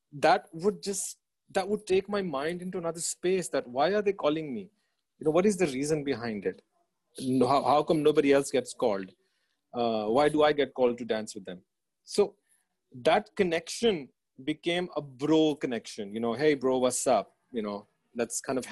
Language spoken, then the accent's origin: English; Australia; moved away as an adult; also born or lived in Dera Ismail Khan, Pakistan / Punjab, Pakistan; now in Karachi, Pakistan; I was born in Dera Ismail Khan, which is a small town up north. Oh, it's actually a small city up north of Pakistan, and. From Dera Ismail Khan, as we were kids, we moved to Punjab and spent a little bit of my childhood here up until the age of about 8, 9. And then we migrated to Australia. That's where I went to school.